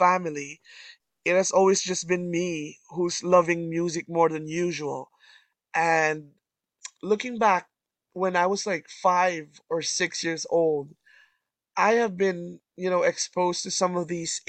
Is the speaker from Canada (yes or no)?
yes; Canada; I'm from Canada